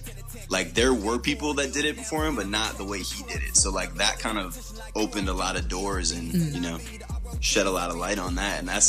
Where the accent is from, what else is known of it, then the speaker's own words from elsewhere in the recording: Green Bay, Wisconsin, United States; moved away as an adult; now in Houston, United States; I was born in Green Bay